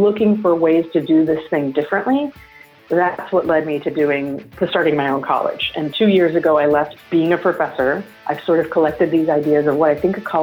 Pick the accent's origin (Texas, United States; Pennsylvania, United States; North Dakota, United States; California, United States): Texas, United States; San Antonio; I grew up in San Antonio, Texas